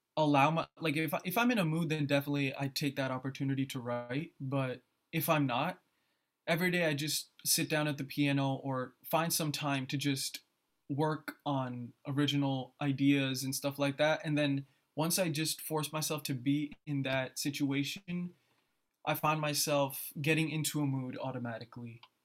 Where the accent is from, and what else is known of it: New Jersey, United States; born or raised there; also born or lived in Philadelphia